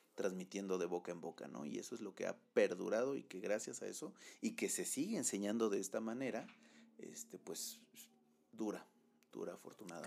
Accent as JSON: {"language": "Spanish", "country": "Mexico", "said": "soy mexicano y, mexicano voy a ser en, en, Baja California como en Chiapas"}